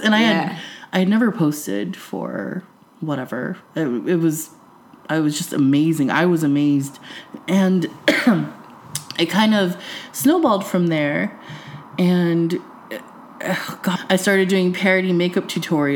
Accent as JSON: {"language": "English", "town": "San Jose", "region": "California", "country": "United States", "tie": "born or raised there", "said": "I grew up in San Jose"}